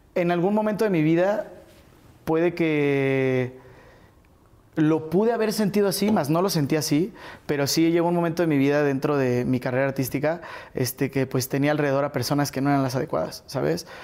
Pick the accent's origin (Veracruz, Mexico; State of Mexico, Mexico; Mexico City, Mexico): Mexico City, Mexico; nacido y crecido en la Ciudad de México